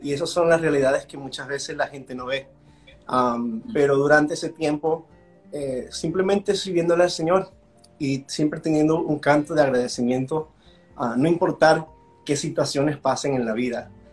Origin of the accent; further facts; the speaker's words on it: Washington, District of Columbia, United States; accent: gringolandia; also born or lived in Venezuela; now in Florida, United States; yo soy de origen eh, venezolano, nací en Venezuela, mis padres emigraron cuando yo tenía tres años, entonces si escuchan un poquito el gringolandia en, mi voz es por eso. entonces yo crecí en el área de Washington, D.C.